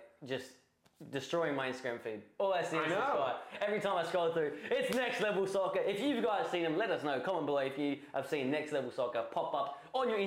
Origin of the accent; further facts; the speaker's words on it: Adelaide, South Australia, Australia; Adelaide. I'm from Adelaide